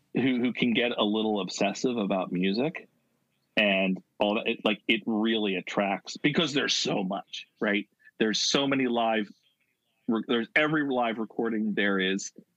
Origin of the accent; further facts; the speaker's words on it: Philadelphia area, Pennsylvania, United States; I grew up, uh, you know, 25 minutes from where I am now. Uh, so, and that's like a 40 minute train ride into Center City, Philadelphia.